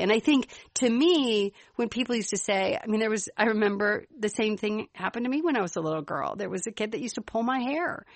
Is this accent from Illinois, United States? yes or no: yes; Chicago, Illinois, United States; accent: Chicago; my Chicago accent